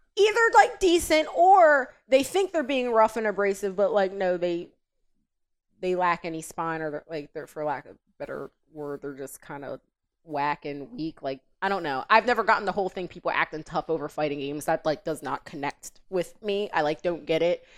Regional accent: Delaware, United States; I'm born and raised in Delaware.

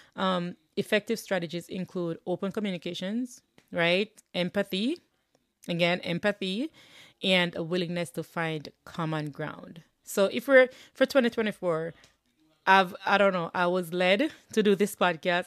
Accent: Jamaica; now in United States; I'm living in the U S. I'm originally from Jamaica.

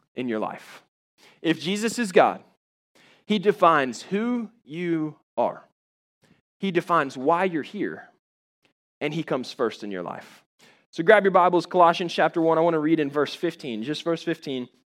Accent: Jacksonville, Florida, United States; I grew up in Jacksonville, Florida

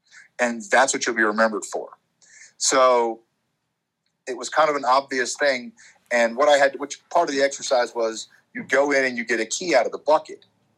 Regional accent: Frankfurt, Hesse, Germany; born there; also born or lived in Alabama / Maryland / North Carolina / Florida; I grew up in the military. I was born in Frankfurt, Germany. I've lived in Alabama, Maryland, North Carolina, Florida, Pennsylvania, Ohio. Like, I've been all over the place.

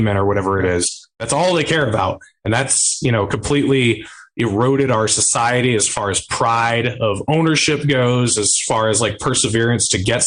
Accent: New Hampshire, United States; moved away; I am moving back to my home state of New Hampshire in a couple months

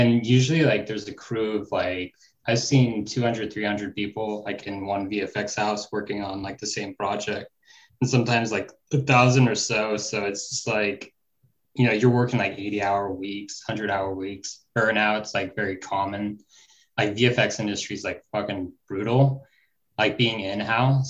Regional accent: Northern California, United States; I grew up like in Northern California

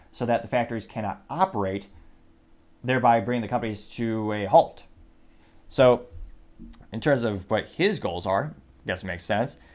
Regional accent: United States; I'm an American

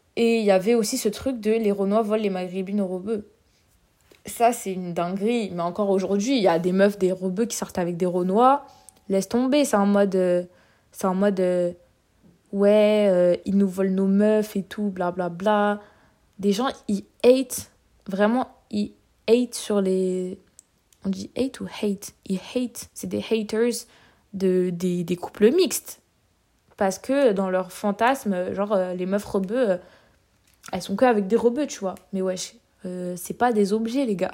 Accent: Vitry-sur-Seine, Île-de-France, France; je viens de Vitry

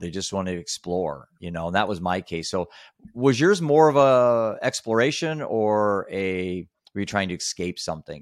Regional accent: Iowa, United States; I was just a bored kid in the middle of Iowa

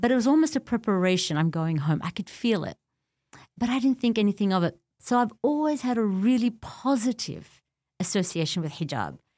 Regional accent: Australia; also born or lived in Beirut, Lebanon; I was born in Beirut and my parents escaped the civil war at the time

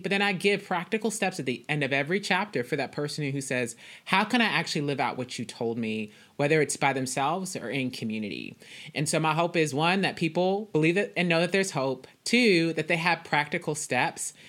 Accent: Dallas, Texas, United States; I am from Dallas, Texas. I currently live in Dallas

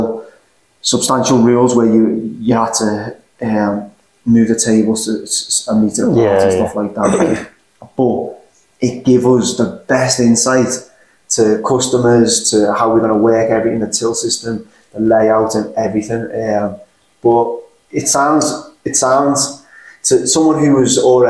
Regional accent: Liverpool, North West England, United Kingdom; accent: Liverpool; my accent's slightly more unique to the Liverpool area.

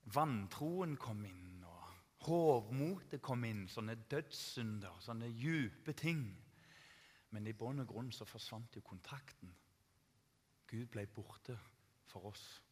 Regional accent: Tananger, Rogaland, Norway; Jeg vokste opp i Tananger

